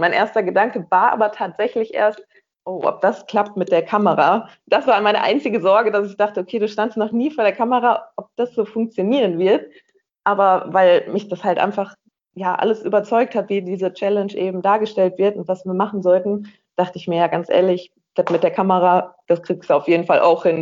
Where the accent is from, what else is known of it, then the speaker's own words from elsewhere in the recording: Rheinberg, North Rhine-Westphalia, Germany; weil ich vom Niederrhein komme, aus einem kleinen Dörfchen namens Rheinberg